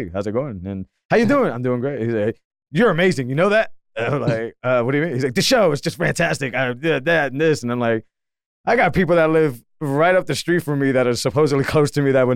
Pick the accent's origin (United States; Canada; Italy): United States; Massachusetts; I grew up in Massachusetts and I still don't feel like I'm a part of the state.